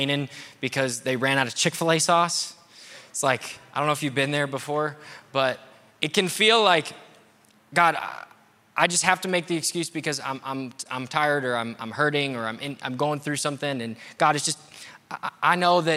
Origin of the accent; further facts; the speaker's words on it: United States; I'm American?